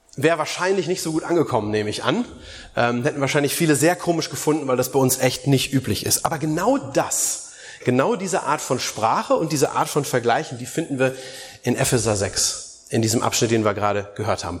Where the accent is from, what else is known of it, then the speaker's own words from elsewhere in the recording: Germany; bei uns in Deutschland